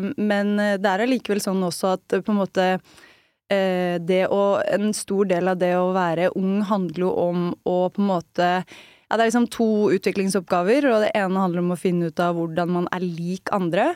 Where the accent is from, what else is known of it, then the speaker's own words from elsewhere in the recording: Østfold, Norway; siden jeg er fra Østfold